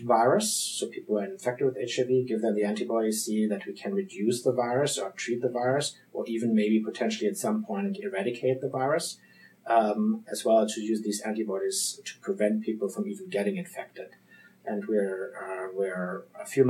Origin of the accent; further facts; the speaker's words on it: Frankfurt, Hesse, Germany; accent: German; English is a second language; moved away as an adult; also born or lived in Munich, Germany / Switzerland; now in Boston, United States; I'm from Germany. This is where I'm born, in Frankfurt